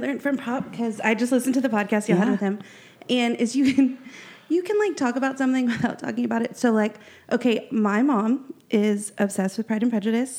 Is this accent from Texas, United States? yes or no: yes; Central Texas, United States; I grew up here in the Bible Belt of Central Texas.